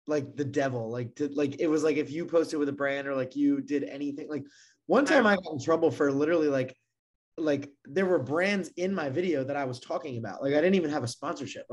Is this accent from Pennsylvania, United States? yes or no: no; Maryland, United States; I grew up in Maryland